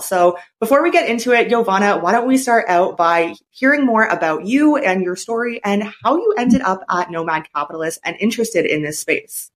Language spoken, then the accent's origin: English; Canada; moved away as an adult; now in China; I'm from Canada